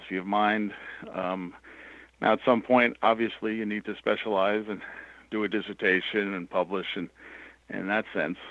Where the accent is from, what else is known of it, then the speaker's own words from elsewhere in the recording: New York City, New York, United States; moved away as an adult; also born or lived in Syracuse, New York; I grew up in New York City